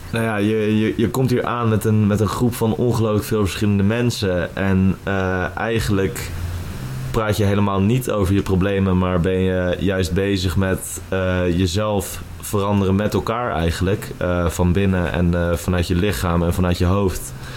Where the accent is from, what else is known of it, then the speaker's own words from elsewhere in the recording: Huizen, North Holland, Netherlands; moved away as an adult; also born or lived in Amsterdam; Ik kom oorspronkelijk uit Huizen en uh, woon alweer zes jaar in Amsterdam